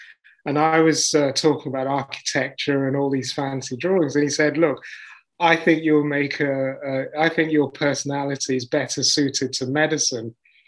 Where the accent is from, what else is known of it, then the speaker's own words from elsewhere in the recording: Nigeria; also born or lived in Leicester, United Kingdom; so I was born in Leicester. And then when I was about 8 or 9, because in those days, a lot of the immigrant families, when they came over for their education, as soon as they qualified, they went back because they went into, you know, professional jobs. So we actually went back to Nigeria